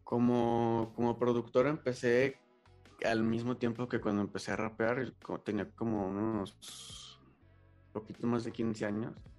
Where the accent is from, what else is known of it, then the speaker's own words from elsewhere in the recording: León, Guanajuato, Mexico; soy de León, Guanajuato